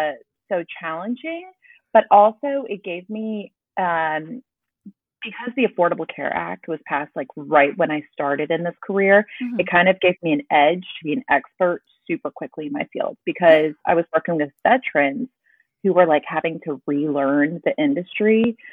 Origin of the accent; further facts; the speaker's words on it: Dallas, Texas, United States; born there; also born or lived in Charleston; Just by chance, I was actually born in Dallas, but then we moved to Charleston for